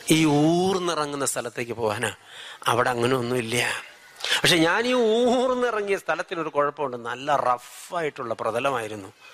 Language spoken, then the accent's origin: Malayalam; Wayanad, Kerala, India; ഞങ്ങൾ ഒരു നാട്ടുകാരാ വയനാട്ടുകാരാ